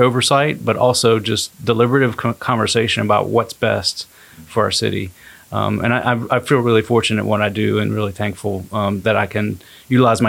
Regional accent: Maryland, United States; also born or lived in Knoxville, Tennessee; now in Chattanooga, United States; I'm originally from Maryland, and I moved to the Chattanooga area

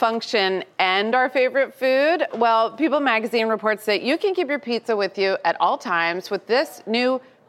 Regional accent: New York City, New York, United States; So I'm a New Yorker

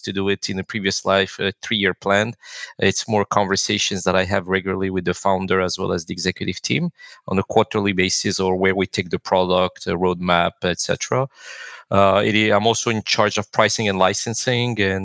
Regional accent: Canada; moved away as an adult; also born or lived in Romania; I'm Canadian and I moved to Romania for personal reasons

